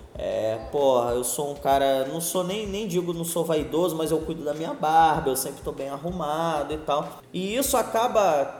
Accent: Rio de Janeiro, Brazil; moved away as an adult; now in Nilópolis, Brazil; eu nasci na Ilha do Governador, é, tenho 38 anos, na verdade, uma maior parte da minha vida eu passei na ilha, foram 27 anos.

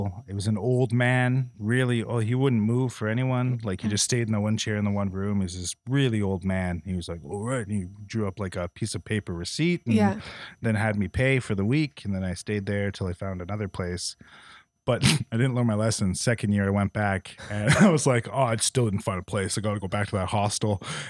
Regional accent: Philippines; now in Toronto, Canada; I'm Filipino. I was like, I didn't think I felt that much shame when I moved to Toronto, but I guess I did.

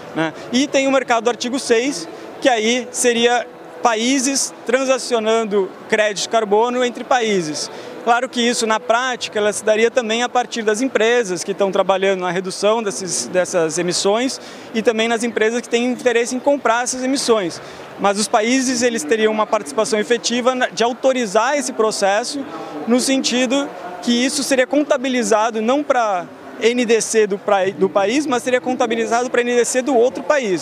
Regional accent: São Paulo, Brazil; moved away as an adult; also born or lived in Porto Alegre; now in Geneva, Switzerland; eu nasci em Porto Alegre, eu vivi a minha vida inteira praticamente em São Paulo.

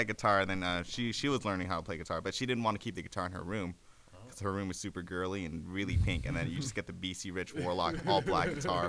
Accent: Gardena, California, United States; we're from Gardena.

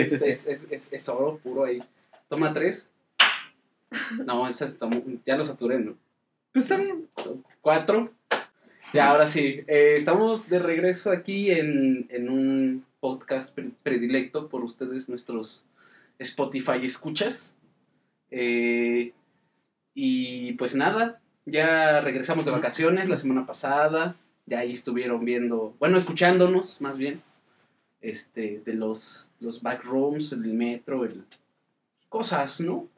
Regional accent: Mexico City, Mexico; Denzel y yo venimos de Iztapalapa, del Cerro de la Estrella

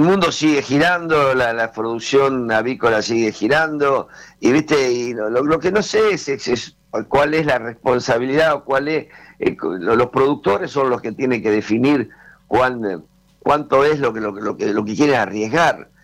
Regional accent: Argentina; somos argentinos

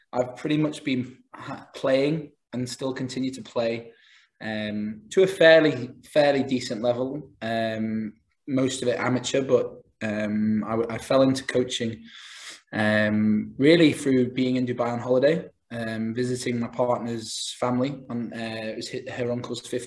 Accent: Isle of Man; moved away as an adult; also born or lived in Massachusetts, United States; I'm from the Isle of Man originally

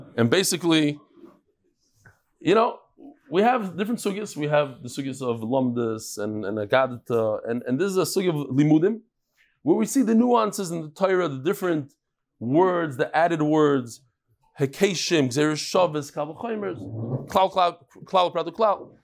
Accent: New York City, New York, United States; I grew up in Brooklyn

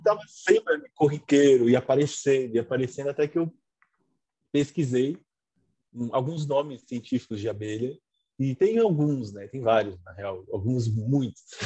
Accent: São Paulo, Brazil; also born or lived in Lapa, São Paulo; Aí fui para Peru fiquei a minha infância

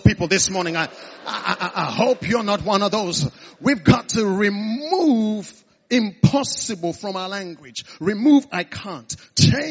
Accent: the East, eastern Nigeria, Nigeria; now in United Kingdom; I was born in the East.

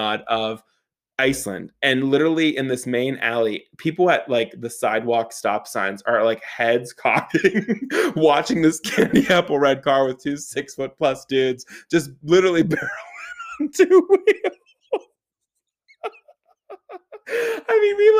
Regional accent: Pittsburgh, Pennsylvania, United States; I'm from Pittsburgh

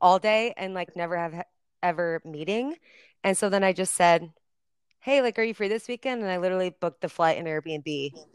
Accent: Nebraska, United States; I'm from Nebraska.

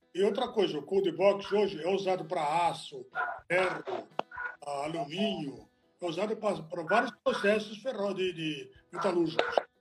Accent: Italy; now in Brazil; eu sou italiano, né? Não sou brasileiro. Eu nasci na Itália

